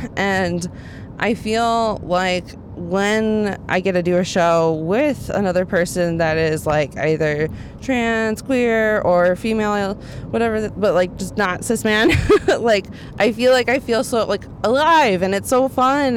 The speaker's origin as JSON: {"language": "English", "town": "Dallas", "region": "Texas", "country": "United States", "tie": "born or raised there", "said": "I grew up in Dallas, Texas"}